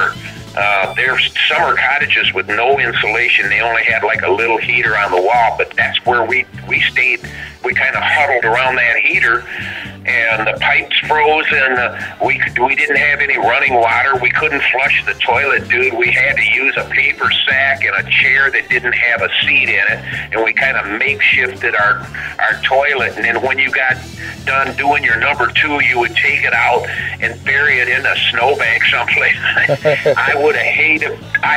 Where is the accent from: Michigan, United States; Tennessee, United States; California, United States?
Michigan, United States; Flint; we're three kids from Flint, Michigan, and at the time, 19 years old